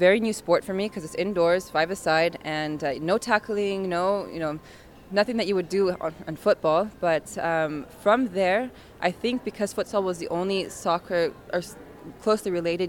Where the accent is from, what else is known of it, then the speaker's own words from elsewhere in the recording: Tulsa, Oklahoma, United States; moved away as an adult; now in Tehran, Iran; So being raised in the Midwest and, you know, having the opportunity to, you know, be born and raised in the U.S.